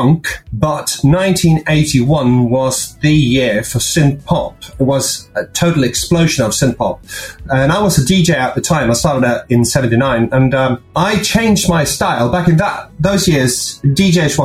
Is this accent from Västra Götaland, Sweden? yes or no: no; Uppsala, Uppsala County, Sweden; first language Swedish; English is a second language; Uppsala, which was where I was born in Sweden